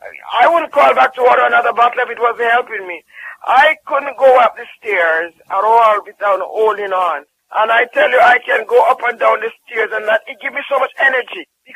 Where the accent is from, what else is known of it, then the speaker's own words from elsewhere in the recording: Jamaica; sometimes, as a Jamaican, sometimes people say